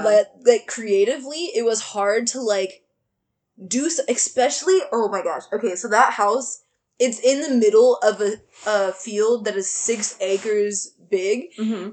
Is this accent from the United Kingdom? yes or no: no; Austin, Texas, United States; moved away as an adult; I'm gonna get away from Austin because I've been here my whole life